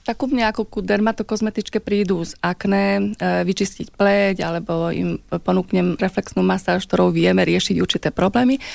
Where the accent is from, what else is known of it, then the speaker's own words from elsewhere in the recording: Slovakia; ja ako Slovenka, žijúca v tomto pásme